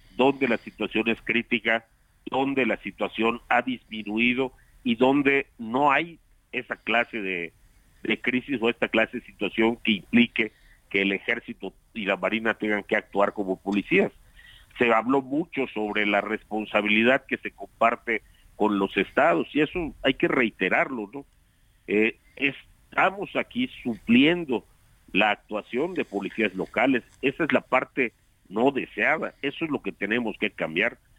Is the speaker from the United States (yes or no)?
no; Yucatán, Mexico; hablo como yucateco